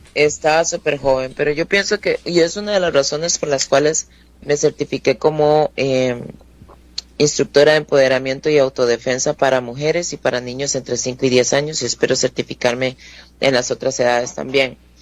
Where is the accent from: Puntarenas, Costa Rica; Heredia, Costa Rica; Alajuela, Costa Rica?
Alajuela, Costa Rica; also born or lived in Turrialba / Tarbaca de Mora; now in Mora, Costa Rica; yo nací en Alajuela, pero viví eh, unos años en Turrialba, de donde es mi papá. Ahí estuve, no sé, hasta los nueve años, tal vez. Eh, después nos vinimos para Alajuela otra vez